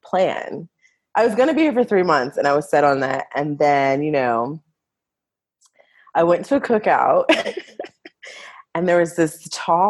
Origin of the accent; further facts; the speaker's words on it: DC area, Virginia, United States; moved away as an adult; also born or lived in Vietnam; now in Costa Rica; I am from Virginia, DC area, and I am currently living in Costa Rica